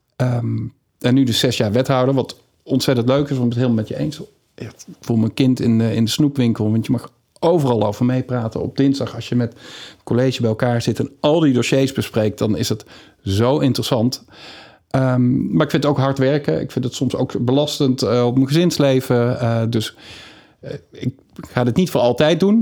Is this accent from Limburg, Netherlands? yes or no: no; Valkenswaard, North Brabant, Netherlands; moved away as an adult; also born or lived in Amsterdam; ik ben opgegroeid in Valkenswaard